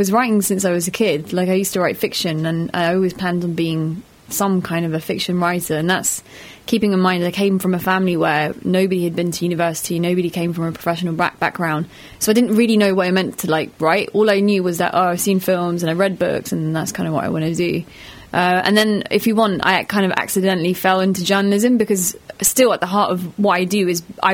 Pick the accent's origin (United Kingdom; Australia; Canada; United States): United Kingdom; London; first language Pashto; now in Bradford, United Kingdom; I'm from London. I moved from London to Bradford